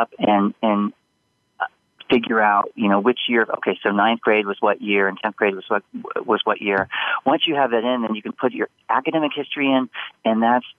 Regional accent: Indiana, United States; moved away; I'm originally from Indiana

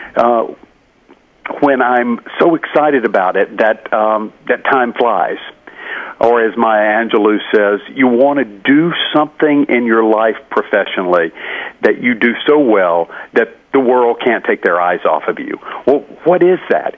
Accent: Carrollton, Georgia, United States; my hometown of Carrollton, Georgia

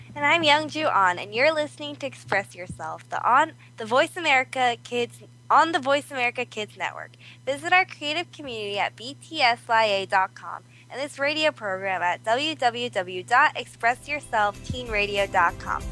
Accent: South Korea; now in California, United States; I'm also from Korea.

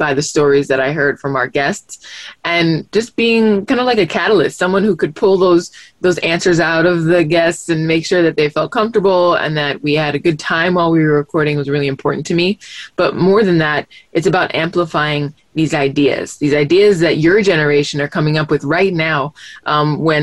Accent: Miami, Florida, United States; growing up in Miami

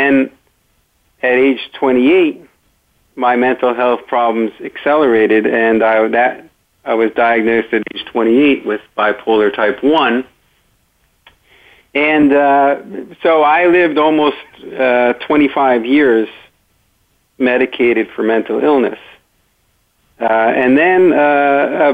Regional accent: Great Neck, New York, United States; I grew up in Great Neck, New York

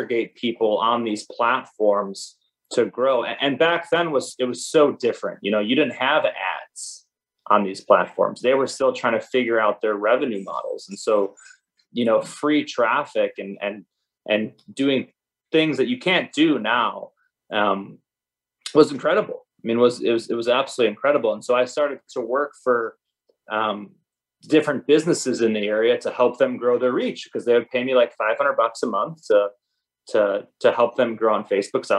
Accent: Chicago, Illinois, United States; Grew up in Chicago, south suburbs.

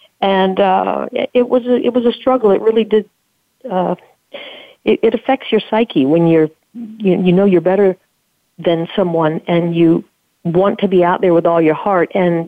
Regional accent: the South, United States; So growing up in the South, I think that was pretty much the theme.

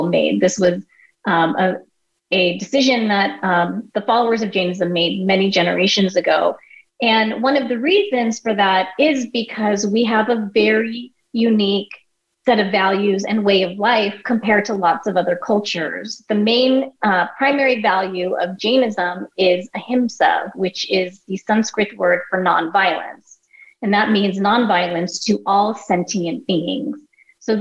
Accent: United States; My parents are immigrants from India. I was born and raised in the United States along with my two siblings.

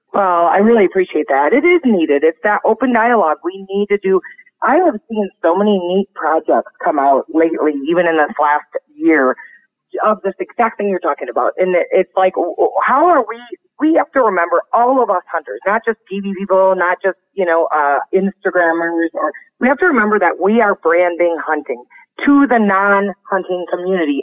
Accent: Montana, United States; here in my home state of Montana, literally a half hour from my house

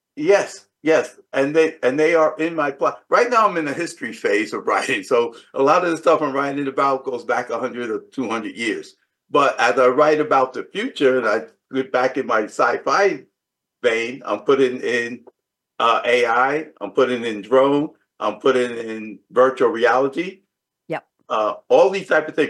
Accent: New York City, New York, United States; growing up in the South Bronx

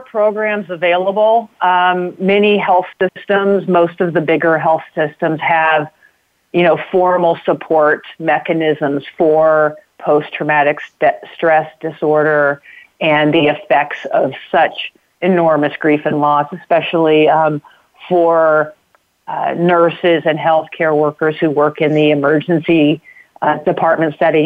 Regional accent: Knoxville, Illinois, United States; I grew up in a small town in Illinois uh, called Knoxville

